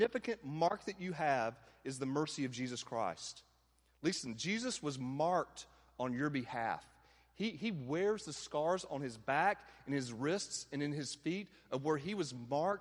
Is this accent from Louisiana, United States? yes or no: no; Atlanta, Georgia, United States; moved away as an adult; also born or lived in Dallas, Texas; growing up in the Bible Belt, like in Atlanta, living in Atlanta and then Dallas and back to Atlanta